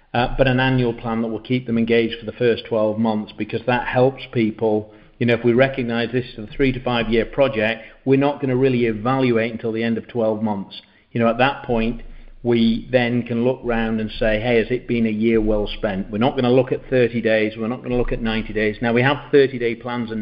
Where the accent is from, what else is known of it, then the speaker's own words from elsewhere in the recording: England, United Kingdom; moved away as an adult; now in Uruguay; I'm from England. I'm from the UK, and we've been over here now for 7 years